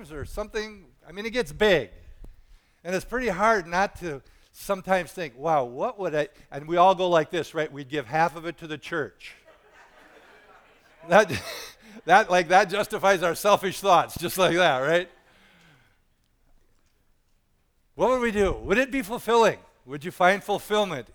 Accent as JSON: {"language": "English", "country": "United States", "tie": "born or raised there", "said": "you and I were born in this country"}